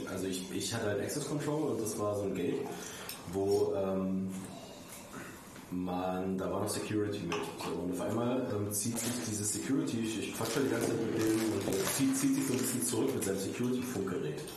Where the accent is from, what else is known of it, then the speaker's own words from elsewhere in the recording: Saxony, Germany; also ich meine, ich komme aus Sachsen.